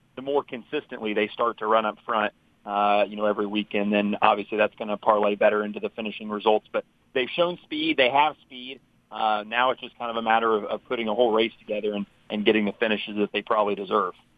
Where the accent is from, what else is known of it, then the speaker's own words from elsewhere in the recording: Indianapolis, Indiana, United States; I'm originally from Indianapolis, and, uh, so I've grown up, you know, going to the Indy five hundred